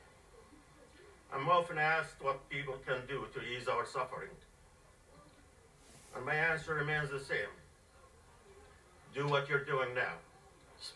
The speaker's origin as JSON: {"language": "English", "town": "Gaza", "region": "Gaza Strip", "country": "Palestine", "tie": "born or raised there", "moved": "yes", "lives_now": "Northern Virginia, United States", "said": "I was born and raised in Gaza"}